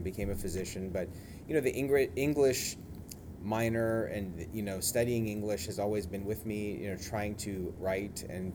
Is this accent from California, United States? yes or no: yes; San Mateo, California, United States; now in Los Angeles, United States; I grew up 20 minutes from here